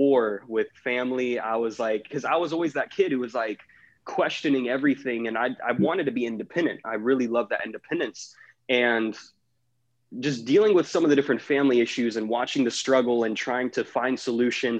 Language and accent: English; Jacksonville, Florida, United States; I'm originally from Jacksonville, Florida